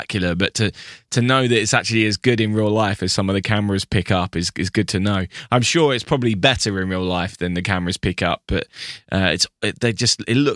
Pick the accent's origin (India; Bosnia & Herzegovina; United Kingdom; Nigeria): United Kingdom; England; as an Englishman